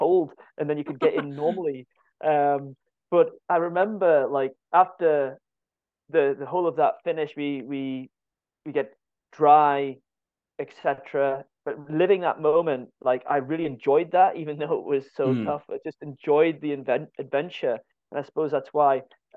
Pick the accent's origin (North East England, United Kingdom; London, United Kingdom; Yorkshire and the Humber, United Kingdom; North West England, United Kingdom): North East England, United Kingdom; Morpeth; moved away as an adult; also born or lived in Stirling; now in Scotland; my hometown of Morpeth